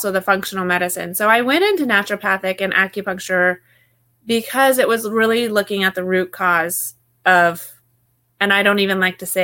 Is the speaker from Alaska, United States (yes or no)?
yes; Alaska, United States; I grew up in Alaska